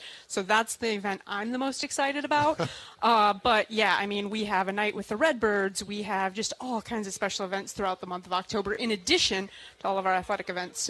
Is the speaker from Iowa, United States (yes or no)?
no; Fulton, Illinois, United States; Teeny tiny little town north of the Quad Cities called Fulton, Illinois.